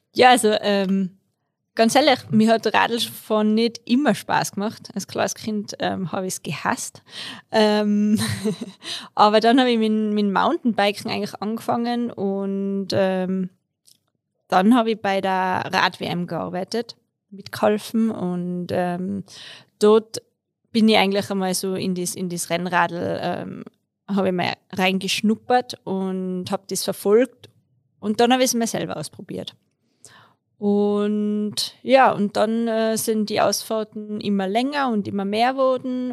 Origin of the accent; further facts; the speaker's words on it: Tyrolean Unterland, Austria; moved away as an adult; now in Innsbruck, Austria; ich komme eigentlich aus dem Unterland, ähm, wohne aber seit ich studiert habe in Innsbruck